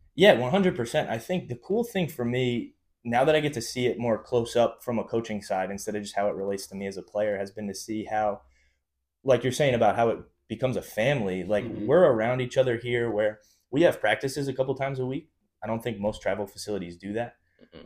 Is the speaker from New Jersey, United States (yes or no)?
yes; North Brunswick, New Jersey, United States; growing up in North Brunswick, I was always in the same grade as Tyler, Chich's older brother